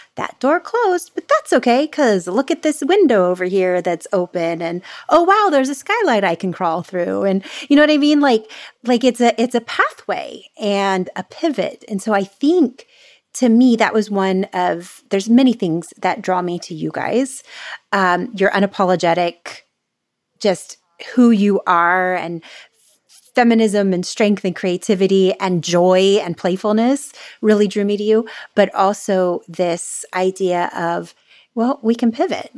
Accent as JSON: {"language": "English", "region": "Florida", "country": "United States", "moved": "yes", "lives_now": "California, United States", "said": "I'm the Florida girl taken out of Florida. I live in California now"}